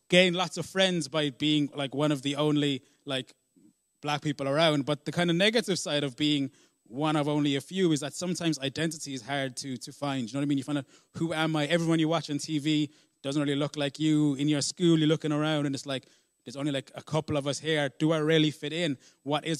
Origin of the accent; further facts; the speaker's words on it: Ireland; also born or lived in South Africa; when I was seven, I moved to Ireland from South Africa with my father.